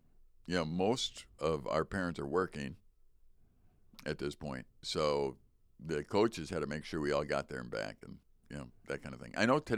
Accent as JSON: {"language": "English", "town": "Chicago", "region": "Illinois", "country": "United States", "tie": "born or raised there", "said": "even back when I was young, growing up in Chicago, typical child, they go to school early"}